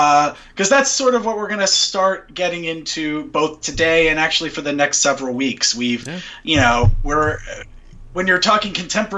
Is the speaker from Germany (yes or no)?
no; Greenville, United States; moved away; That's where my parents live, my hometown.